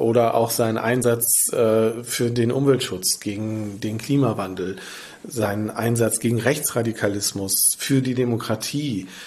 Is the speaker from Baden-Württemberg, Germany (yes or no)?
no; near the Ruhr area, North Rhine-Westphalia, Germany; now in Lübeck, Germany; in meiner Heimat in der Nähe des Ruhrgebiets